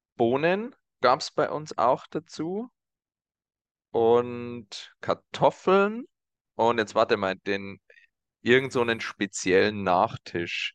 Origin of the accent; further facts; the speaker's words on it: Germany; als Deutsche